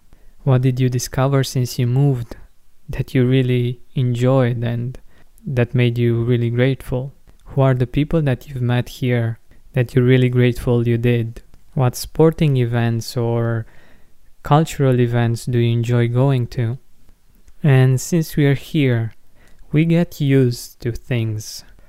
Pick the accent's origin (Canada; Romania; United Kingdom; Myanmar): Romania; moved away as an adult; now in Cluj-Napoca, Romania; I'm from a small town about 120 kilometers from Cluj, and I came here for my university studies.